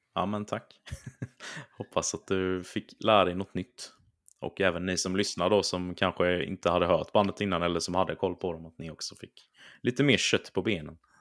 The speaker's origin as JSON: {"language": "Swedish", "region": "Småland", "country": "Sweden", "accent": "Småländska", "said": "mitt härliga småländska uttal"}